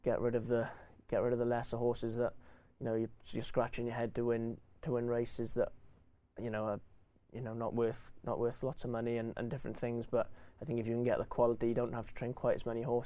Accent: Welsh, Wales, United Kingdom; being Welsh, you know, the first Welsh winner for however many years it was

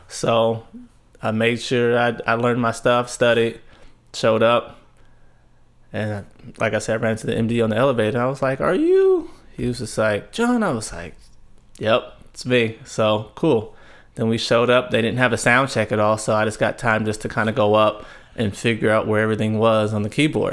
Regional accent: Tulare, California, United States; also born or lived in Fresno, California; a little town called Tulare. It's, uh, Central California

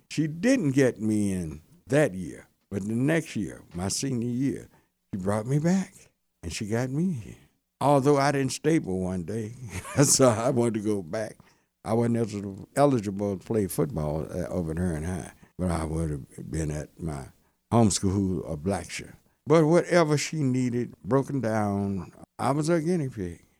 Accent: Hearne, Texas, United States; now in Dallas, United States; I grew up in Hearn, Texas. Been in Dallas about fifty-four years.

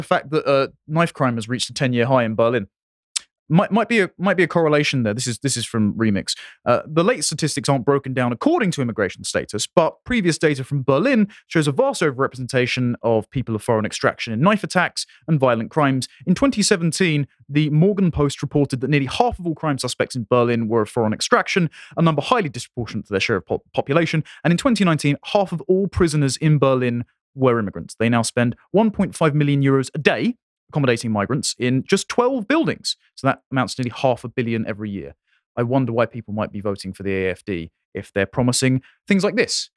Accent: England, United Kingdom; I am an Englishman

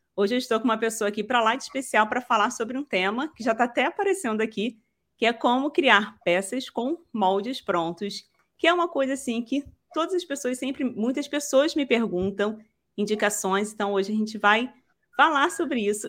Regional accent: Rio, Rio de Janeiro, Brazil; eu sou daqui do Rio

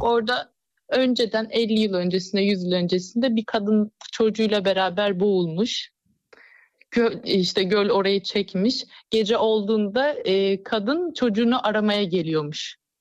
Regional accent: Nilüfer, Bursa, Turkey; Bursa Nilüfer

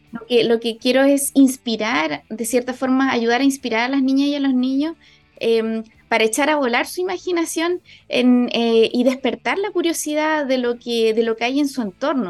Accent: Porvenir, Magallanes and Chilean Antarctica, Chile; que he vivido en mi vida y en mi infancia también en Porvenir

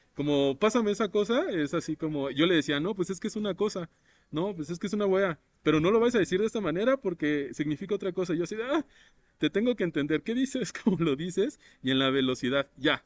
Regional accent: Mexico; la tenemos acá en México

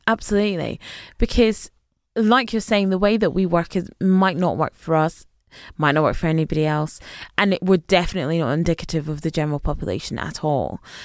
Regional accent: a village just outside Glasgow, Scotland, United Kingdom; moved away as an adult; now in London, United Kingdom; I grew up in a village, literally just, uh, literally a village, just outside Glasgow

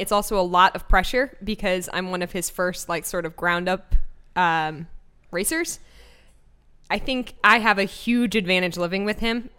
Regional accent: Bakersfield, California, United States; I'm from Bakersfield, California, but my family's moved around a lot.

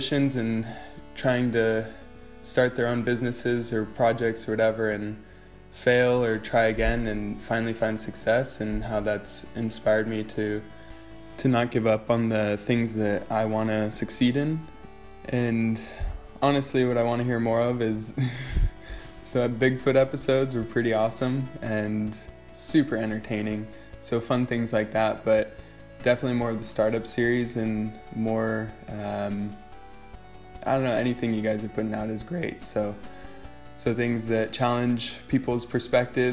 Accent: California, United States; moved away as an adult; also born or lived in Europe; I had to go back to California for a few months

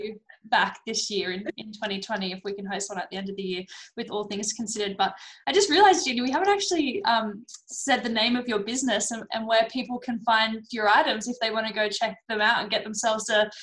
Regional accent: Australia; I'm an Australian

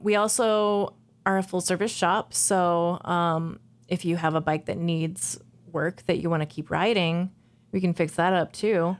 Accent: Jefferson City, Missouri, United States; now in Minneapolis, United States; I grew up in Jefferson City, Missouri

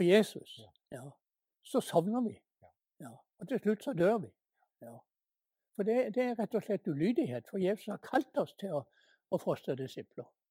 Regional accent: Norway; hjemme i Norge

